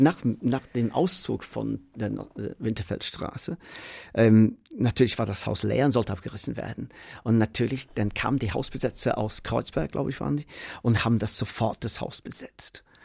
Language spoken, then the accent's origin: German; Manchester, North West England, United Kingdom; German is a second language; moved away as an adult; now in Berlin, Germany; ich komme aus Manchester, aus dem Council House